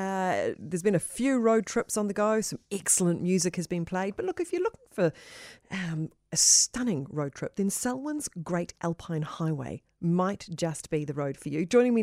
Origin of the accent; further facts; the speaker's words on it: Christchurch, Canterbury, New Zealand; being a teenager growing up in Christchurch